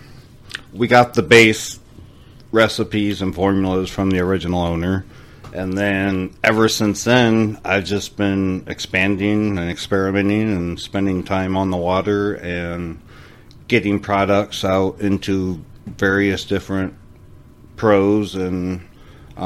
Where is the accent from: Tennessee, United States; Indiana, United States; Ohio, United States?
Indiana, United States; moved away; I'm originally from Indiana.